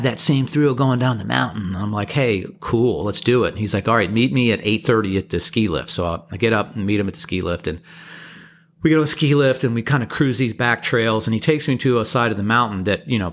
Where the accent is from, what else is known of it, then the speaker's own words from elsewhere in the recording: East Coast, United States; I grew up on the East Coast